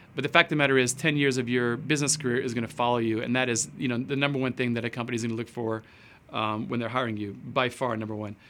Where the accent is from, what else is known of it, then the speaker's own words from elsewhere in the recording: Edmonton, Alberta, Canada; moved away as an adult; also born or lived in Osaka, Japan / Tokyo, Japan / Arkansas, United States / London, United Kingdom; now in Los Angeles, United States; I started out growing up in Alberta, Canada